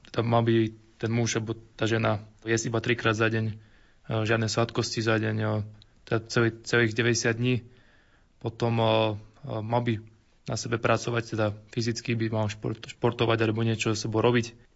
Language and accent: Slovak; Hladovka, Žilina Region, Slovakia; eh, som z Oravy z Hladovky